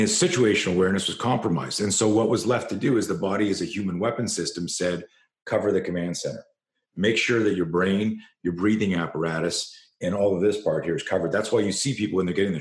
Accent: Canada; I grew up in Canada

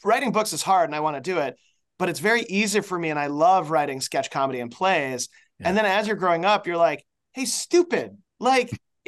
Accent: Chicago, Illinois, United States; moved away as an adult; also born or lived in Ohio; I was born in Chicago.

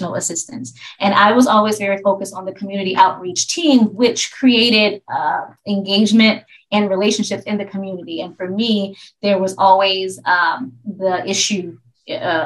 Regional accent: Tallahassee, Florida, United States; now in Baltimore, United States; I grew up in Florida. I'm from Tallahassee, Florida.

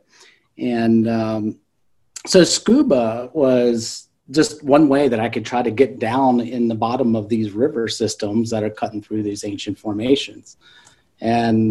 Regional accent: South Central Pennsylvania, United States; I grew up in South Central Pennsylvania

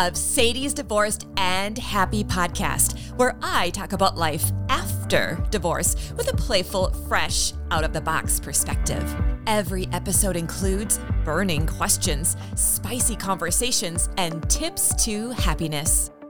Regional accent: Canada; born there; You know, I was born, I think I shared with you, I was born in Canada.

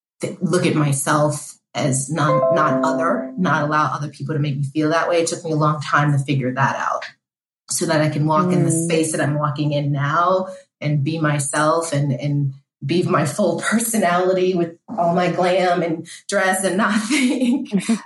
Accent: Haiti; now in United States; my parents and I, we came from Haiti as an immigrant. We didn't have a lot.

